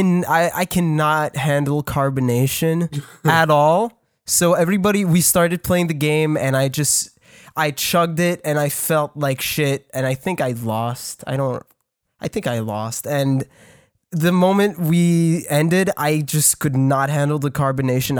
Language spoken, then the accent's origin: English; Canada; I'm French. I'm Canadian